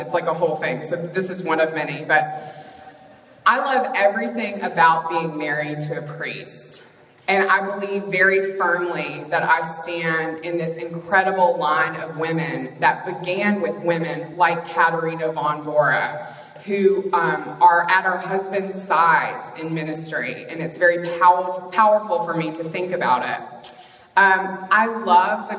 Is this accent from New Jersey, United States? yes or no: no; Mississippi, United States; moved away; also born or lived in New York City; I'm from Mississippi